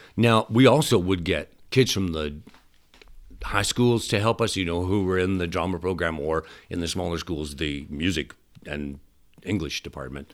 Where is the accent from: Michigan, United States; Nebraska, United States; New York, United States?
Nebraska, United States; Stella; Originally from a little bitty town called Stella, Nebraska.